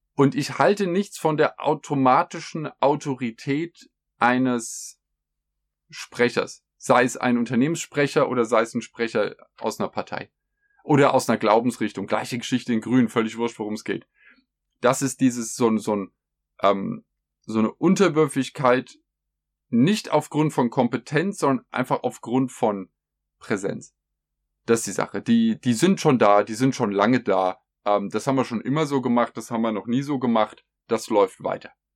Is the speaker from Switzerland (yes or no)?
no; Germany; bei uns in Deutschland